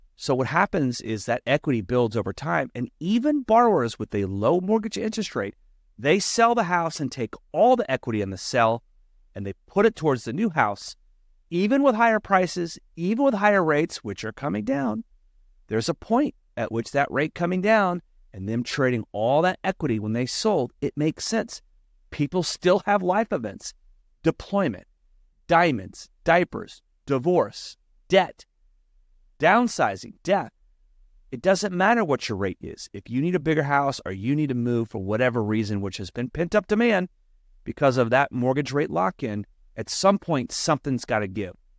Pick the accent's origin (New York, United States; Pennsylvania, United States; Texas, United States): Texas, United States; also born or lived in Florida; now in California, United States; my home state in Texas